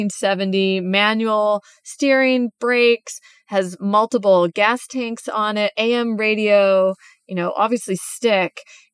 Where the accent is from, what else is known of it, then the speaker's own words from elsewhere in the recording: California, United States; when we eventually moved to California and growing up in California.